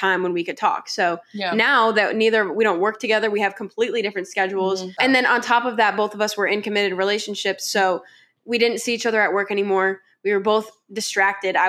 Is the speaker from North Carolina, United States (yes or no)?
yes; Charlotte, North Carolina, United States; we're from Charlotte, North Carolina